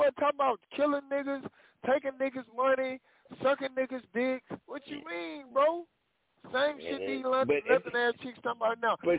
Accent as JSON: {"language": "English", "region": "the South", "country": "United States", "said": "I'm from the South."}